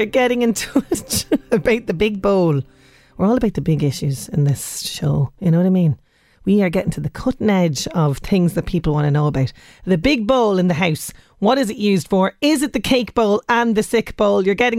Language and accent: English; Ireland; We are Irish.